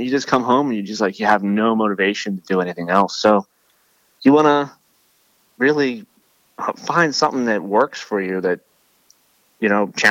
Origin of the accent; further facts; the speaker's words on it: Philadelphia, Pennsylvania, United States; We don't have the biggest guys, but, you know, we're from Philly, so.